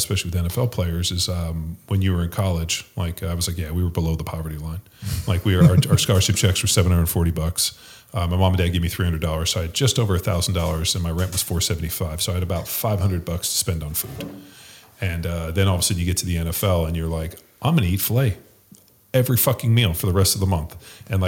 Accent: Torrance, California, United States; also born or lived in Orange County; I'm from Torrance, Palos Verdes area. So, and we lived in Orange County

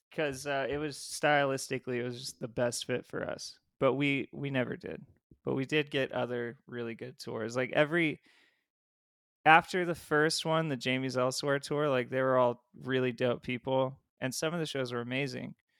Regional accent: Ridgecrest, California, United States; also born or lived in San Diego, California; by that time I was out of San Diego and in this really small town in the desert where the, it was called Ridgecrest, California.

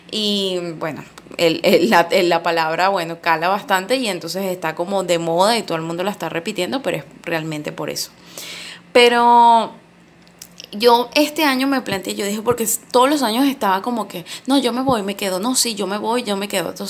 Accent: Venezuela; Yo, por, por ejemplo, estoy viviendo todavía acá en mi país, Venezuela

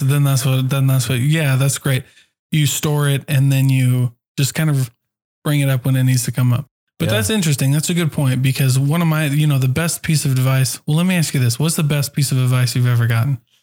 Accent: Hawaii, United States; I'm Hawaiian.

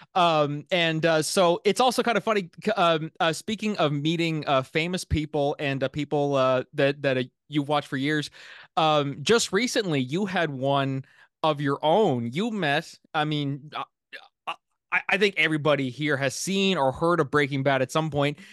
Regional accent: Miramichi, New Brunswick, Canada; my hometown here in Miramichi

